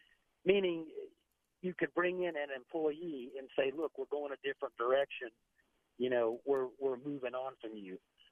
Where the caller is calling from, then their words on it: Bradenton, Florida, United States; Bradenton, Florida.